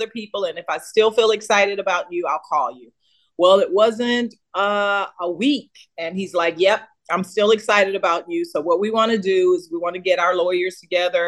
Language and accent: English; Houston, Texas, United States; I grew up in Houston, Texas, singing with a choir that was already professional.